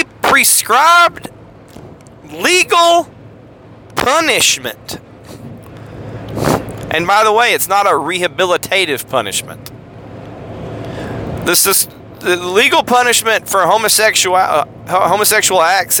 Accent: United States; As American Christians

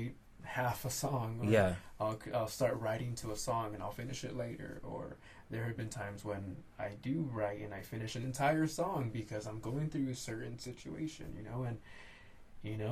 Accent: San Diego, California, United States; also born or lived in French Camp, California

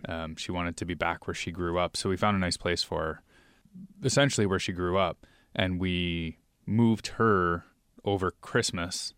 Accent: New York, United States; now in Seattle, United States; we're originally from New York

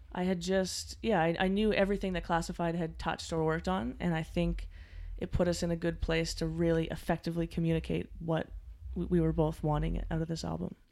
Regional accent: Halifax, Nova Scotia, Canada; I'm, I'm from Halifax, Nova Scotia

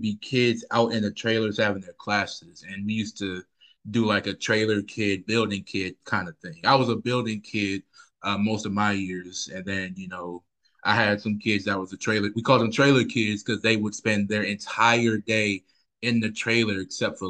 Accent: Charlotte, North Carolina, United States; I'm pretty much born and raised in Charlotte, the east side of Charlotte area.

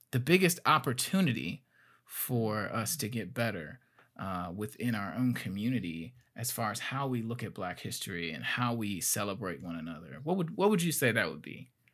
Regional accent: Gary, Indiana, United States; now in Fort Wayne, United States; I'm from Gary, Indiana originally

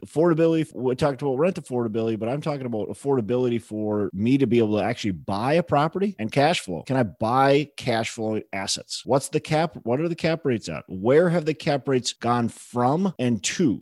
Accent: Minneapolis, Minnesota, United States; I'm from Twin Cities.

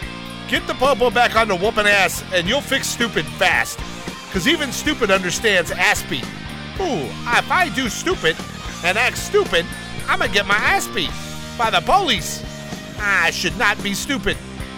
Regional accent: Birmingham, Alabama, United States; That's hard for me to say because I'm from Birmingham, Alabama area, and it's called Birmingham to me, not Birmingham.

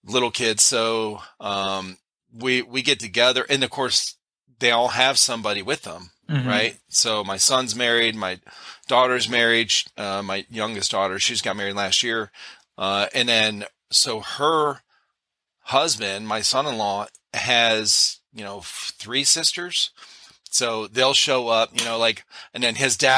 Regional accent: Cleveland, Ohio, United States; moved away as an adult; now in South Carolina, United States; we're originally from Cleveland, Ohio

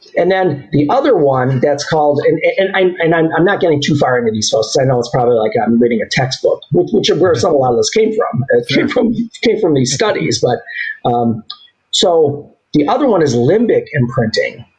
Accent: Southgate, Michigan, United States; I grew up in Southgate. It's a suburb of Detroit, just south of Detroit

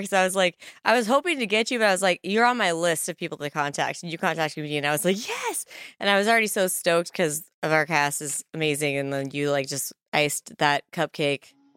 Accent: Kearney, Nebraska, United States; my hometown, Kearney, Nebraska

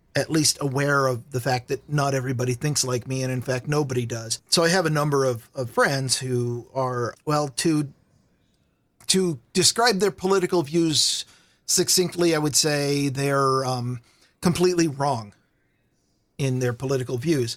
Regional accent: Vancouver, Washington, United States; also born or lived in Walla Walla, Washington; I grew up in the Washington half of Portland. There's a town called Vancouver, Washington

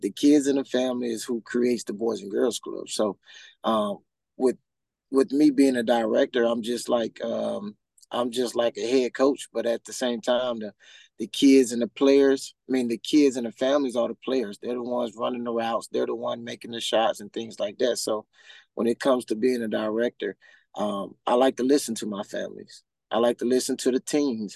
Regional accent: Huntsville, Alabama, United States; now in Central Florida, United States; I'm from Huntsville, Alabama

